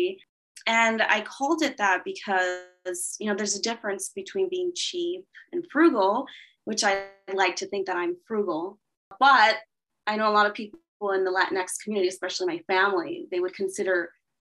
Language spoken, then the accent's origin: English; a small city in Los Angeles, California, United States; my dad was born and raised in actually the town that I was born and raised in, which is a small city in Los Angeles